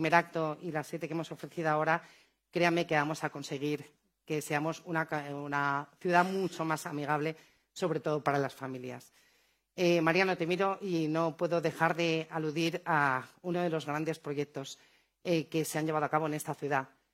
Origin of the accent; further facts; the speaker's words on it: Madrid, Community of Madrid, Spain; Así somos los madrileños